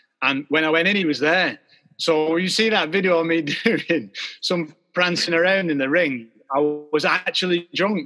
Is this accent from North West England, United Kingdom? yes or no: yes; Rochdale, North West England, United Kingdom; Rochdale, where I grew up